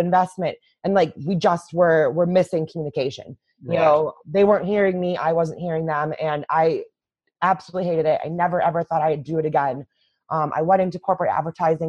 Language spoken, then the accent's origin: English; just outside of Chicago, Illinois, United States; in my hometown, in the just outside of Chicago